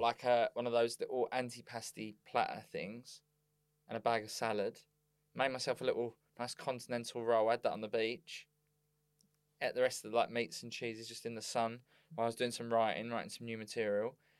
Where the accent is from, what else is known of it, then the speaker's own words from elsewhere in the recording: Bexleyheath, London, United Kingdom; I was from Bexley Heath